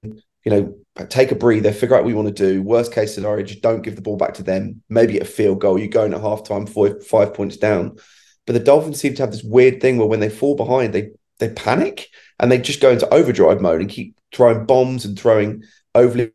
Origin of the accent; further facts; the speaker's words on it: United Kingdom; When I was a kid, I remember the old Channel 4 coverage we used to have over here